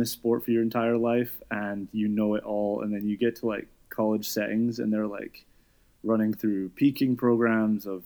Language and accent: English; Scotland, United Kingdom; moved away as an adult; also born or lived in New York; I'm from Scotland, and I was a swimmer growing up.